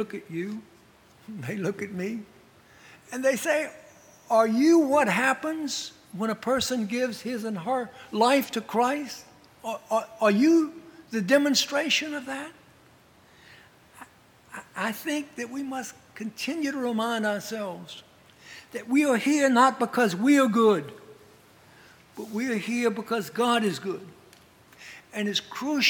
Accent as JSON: {"language": "English", "town": "New Orleans", "region": "Louisiana", "country": "United States", "tie": "born or raised there", "said": "I grew up in New Orleans"}